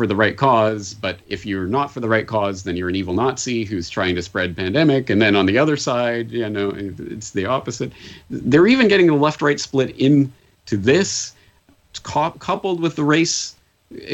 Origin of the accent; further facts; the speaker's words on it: Canada; now in Japan; I'm a Canadian in Japan